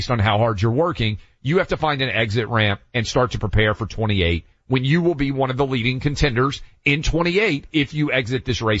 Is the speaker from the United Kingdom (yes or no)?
no; Tennessee, United States; My home state of Tennessee.